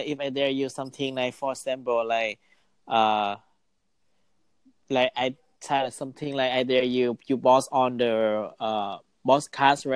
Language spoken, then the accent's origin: English; United States; I'm from America